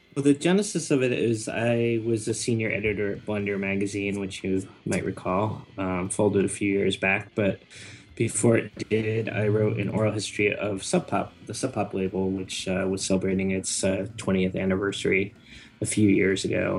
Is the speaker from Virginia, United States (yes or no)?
no; Connecticut, United States; now in Brooklyn, United States; Connecticut originally, and now I'm in Brooklyn, New York.